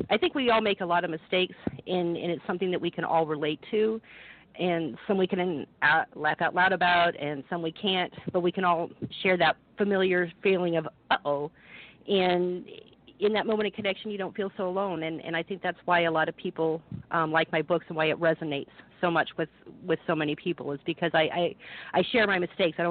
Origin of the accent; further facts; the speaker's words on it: Quincy, Illinois, United States; moved away as an adult; also born or lived in Galesburg, Illinois / Phoenix, Arizona; We moved to Quincy, and that's before I turned two, and that's pretty much where I grew up most of my life